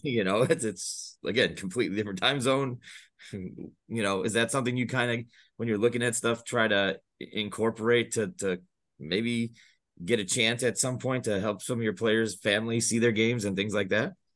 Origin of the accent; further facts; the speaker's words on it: Chicago, Illinois, United States; I'm from the Chicago suburbs.